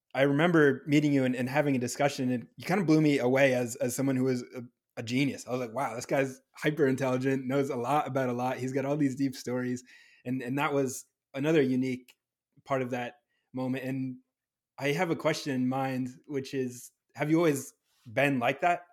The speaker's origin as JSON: {"language": "English", "region": "New Hampshire", "country": "United States", "also_born_or_lived": "Southern California", "moved": "yes", "lives_now": "California, United States", "said": "I'm from New Hampshire"}